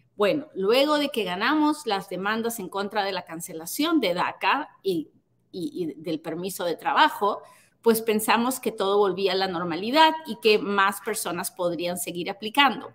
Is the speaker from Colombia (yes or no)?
no; Peru; now in United States; soy peruana